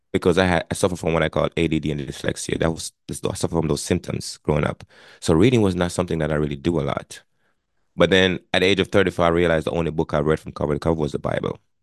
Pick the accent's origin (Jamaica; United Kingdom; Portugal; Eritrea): Jamaica; moved away as an adult; now in Connecticut, United States; I was born and raised in Jamaica. I immigrated to the United States back in nineteen ninety-eight.